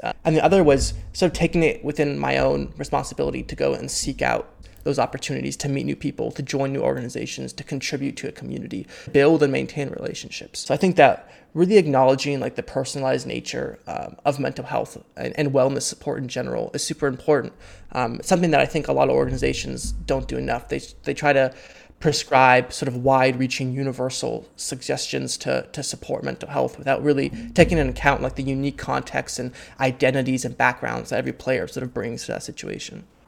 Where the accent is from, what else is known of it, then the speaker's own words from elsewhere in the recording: Half Moon Bay, California, United States; born and raised in Half Moon Bay, California.